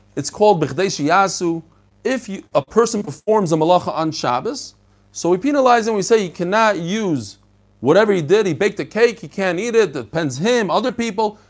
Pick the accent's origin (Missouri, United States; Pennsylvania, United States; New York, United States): New York, United States; New York City; also born or lived in Bnei Brak, Israel; when I was a kid, I lived in Bnei Brak for three years. I moved from Brooklyn, I lived in Flatbush, to Bnei Brak